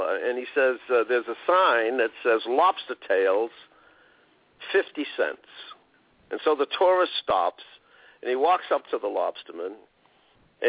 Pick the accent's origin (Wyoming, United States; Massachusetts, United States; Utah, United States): Massachusetts, United States; Boston; Bostonians in the Northeast here for our accent